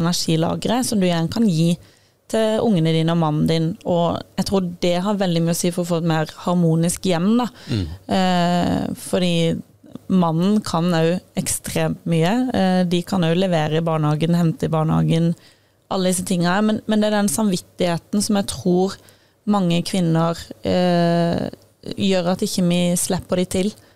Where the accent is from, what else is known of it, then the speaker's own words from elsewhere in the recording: Sørlandet, Southern Norway, Norway; Jeg er jo fra Sørlandet